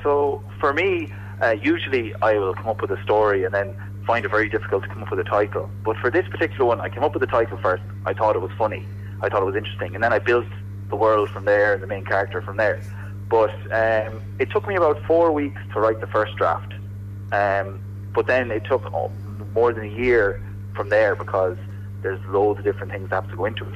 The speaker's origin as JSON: {"language": "English", "town": "Coosan", "country": "Ireland", "said": "I'm from Coosan"}